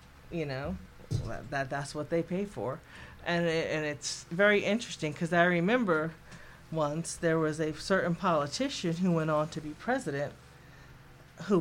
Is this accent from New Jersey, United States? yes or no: yes; New Jersey, United States; now in North Carolina, United States; I'm originally from New Jersey